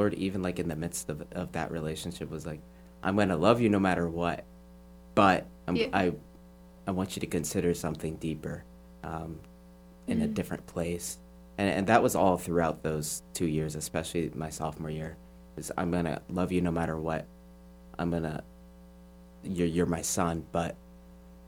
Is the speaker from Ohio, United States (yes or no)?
yes; Cleveland, Ohio, United States; I am from Cleveland, Ohio, and I currently go to Borromeo Seminary / John Carroll University.